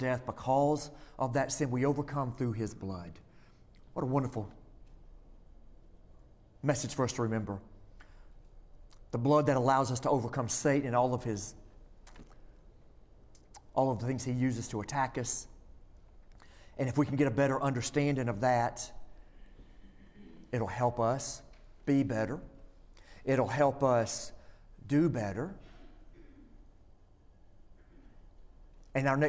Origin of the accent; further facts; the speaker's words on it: Florence, United States; I grew up in Florence